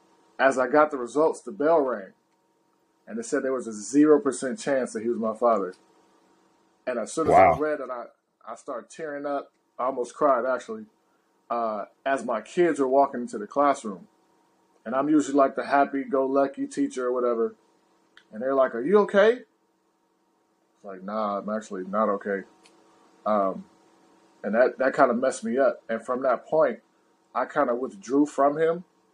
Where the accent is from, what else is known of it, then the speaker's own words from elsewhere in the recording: Louisiana, United States; born there; He's like 15 minutes away from where I was born in Louisiana.